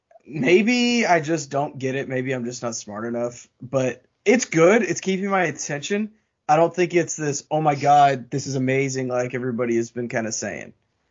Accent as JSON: {"language": "English", "country": "United States", "said": "as a English speaking and an American viewer"}